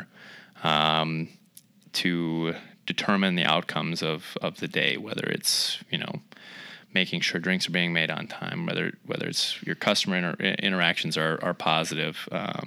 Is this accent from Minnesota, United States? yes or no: yes; Eyota, Minnesota, United States; also born or lived in Fargo, North Dakota; now in Rochester, United States; I'm originally from Eota, Minnesota. So that's only about 12 miles east of here.